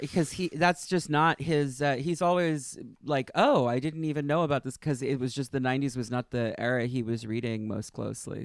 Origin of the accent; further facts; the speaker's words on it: New York, United States; I'm from New York, and I, I lived in the city for ten years.